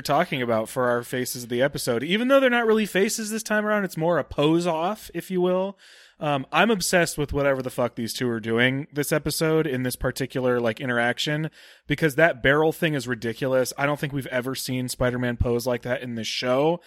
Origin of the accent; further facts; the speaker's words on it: Cleveland, Ohio, United States; I'm from Cleveland